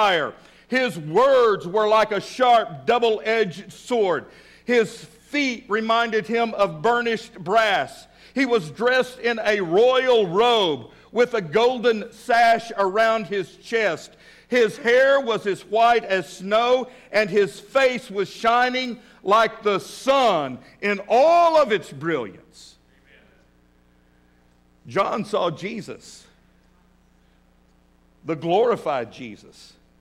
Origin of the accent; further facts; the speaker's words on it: West Texas, United States; now in Fort Smith, United States; I was raised in West Texas